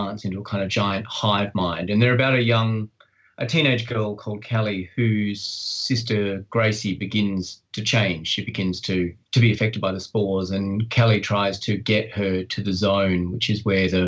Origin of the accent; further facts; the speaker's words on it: Australia; I live in Australia. I you know, I am Australian